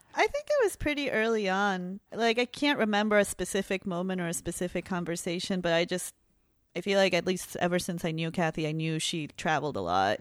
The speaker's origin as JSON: {"language": "English", "country": "Peru", "moved": "yes", "lives_now": "Chicago, United States", "said": "I'm from Peru"}